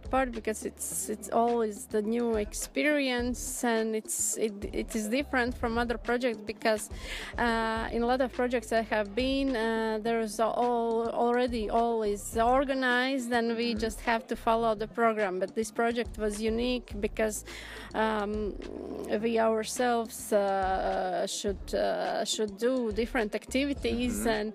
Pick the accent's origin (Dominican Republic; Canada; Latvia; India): Latvia; Riga; English is a second language; the capital city of Latvia, Riga.